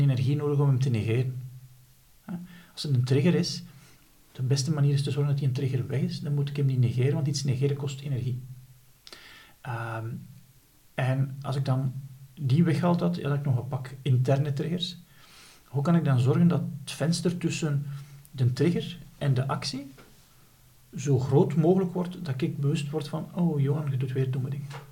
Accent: Flanders, Belgium

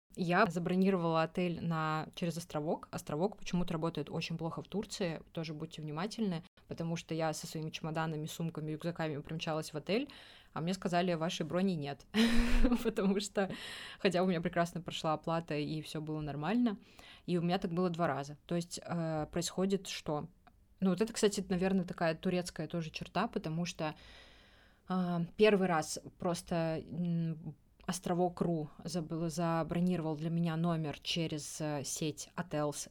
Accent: Russia; я из России

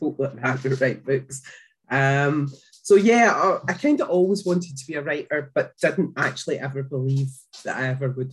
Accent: Glasgow, Scotland, United Kingdom; you might have guessed by the accent that I'm from Scotland. I live in a small town just outside of Glasgow

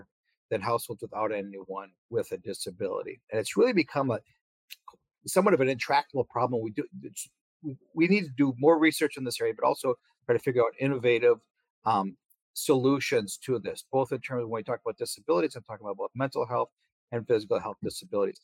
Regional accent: Madison, Wisconsin, United States; moved away as an adult; also born or lived in Iowa / Illinois / Texas; now in Waco, United States; I was born and raised in Madison, Wisconsin

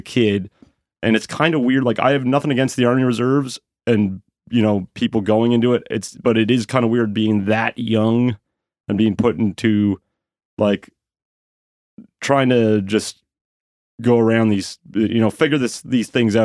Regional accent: Sydney, Nova Scotia, Canada; now in Halifax, Canada; I'm from Sydney, Nova Scotia.

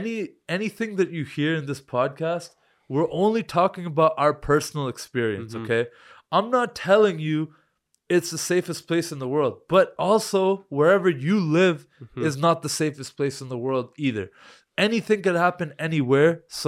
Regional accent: Canada; Oh, you're from Canada. I'm like, yeah, man, we're from Canada.

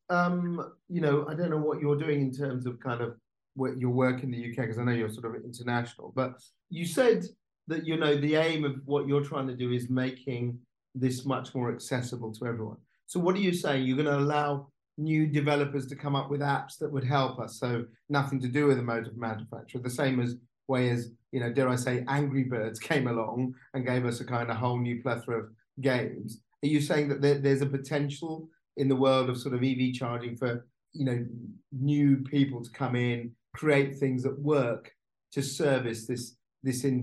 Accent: India; we're both originally from India, yes. our families, you know, we know how polluted the, the cities are there every year.

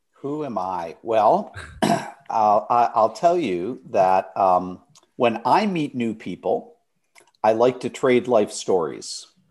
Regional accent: Detroit, Michigan, United States; moved away as an adult; I was born in Detroit, Michigan

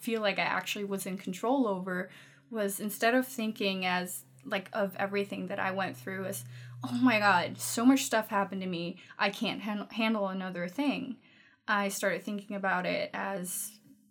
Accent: Denmark; first language Danish; English is a second language; also born or lived in Los Angeles / Vancouver; I'm 24, born and raised in Denmark, lived in LA for a little bit

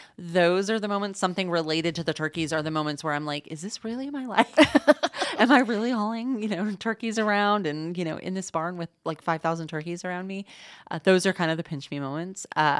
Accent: Indianapolis, Indiana, United States; also born or lived in Illinois / Atlanta / Boston; But I'm originally born and raised in Indianapolis. Went to college in Illinois, spent some time in Atlanta, Georgia, working for a think tank after college, and then spent about 10 years in Boston, Massachusetts, working there.

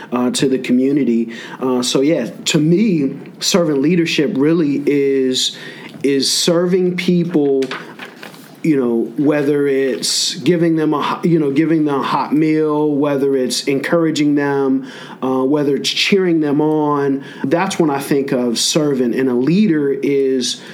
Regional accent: Canonsburg, Pennsylvania, United States; I grew up in Canonsburg

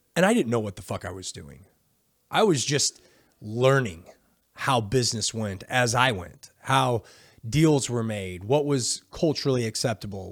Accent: United States; I'm from America

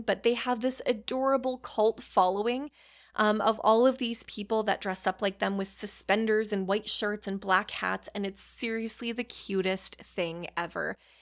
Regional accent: Canada; Being Canadian

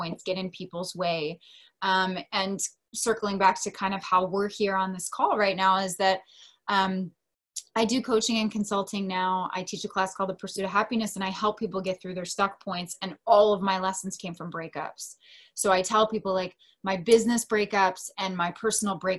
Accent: Delaware, United States; moved away as an adult; now in San Diego, United States; my hometown, which is Delaware. I live in San Diego. I've been there for 13 years now.

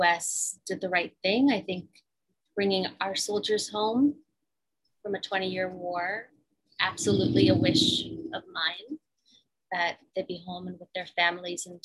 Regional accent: Virginia, United States; also born or lived in Afghanistan / Pakistan; A little bit of my accent. I was raised in Virginia

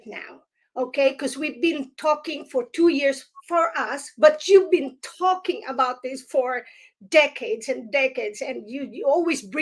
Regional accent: Philippines; now in United States; although I am from the Philippines, but I am now here in United States

